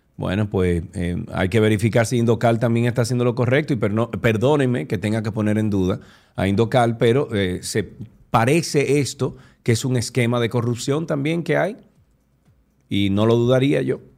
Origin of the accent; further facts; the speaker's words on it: Dominican Republic; nosotros, República Dominicana y los dominicanos